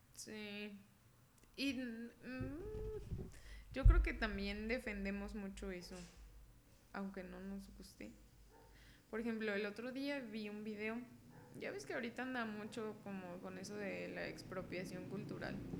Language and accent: Spanish; Mexico